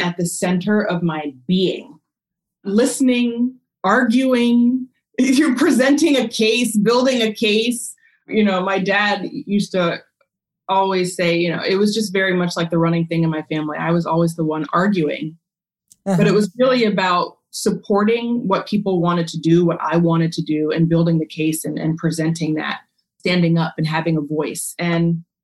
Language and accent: English; Maryland outside DC, United States; I grew up in Maryland outside DC in a very predominantly Jewish neighborhood